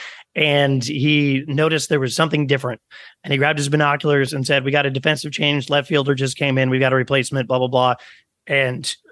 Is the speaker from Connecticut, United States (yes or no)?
yes; Stamford, Connecticut, United States; accent: New York; I was born and raised in Stamford, Connecticut